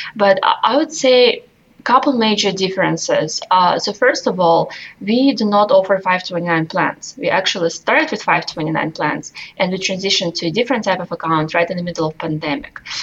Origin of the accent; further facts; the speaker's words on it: Russia; moved away as an adult; now in United States; I came to this country from Russia when I was just 18 years old